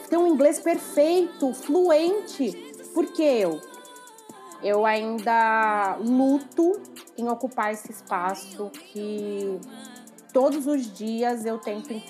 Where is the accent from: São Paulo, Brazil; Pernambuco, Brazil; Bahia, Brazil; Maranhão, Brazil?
São Paulo, Brazil; Ourinhos; now in São Paulo, Brazil; Eu sou de Ourinhos, no interior de São Paulo, e cheguei a São Paulo, a cidade de São Paulo, em 2013.